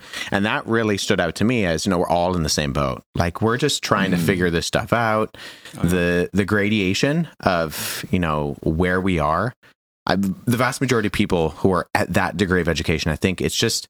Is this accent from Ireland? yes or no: no; Canada; I was the only domestic student, so I was the only Canadian student in my cohort of that year.